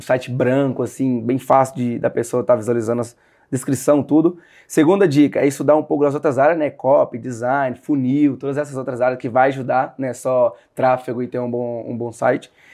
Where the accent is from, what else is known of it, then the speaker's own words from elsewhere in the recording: Sete Lagoas, Minas Gerais, Brazil; now in Marília, Brazil; eu sou de Sete Lagoas, Minas Gerais. Hoje eu moro em São Paulo